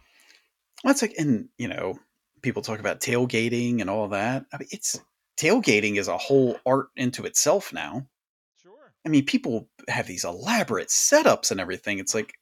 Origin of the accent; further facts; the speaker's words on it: Sharptown, Maryland, United States; I was like, I'm a hillbilly from Sharptown. We didn't do that.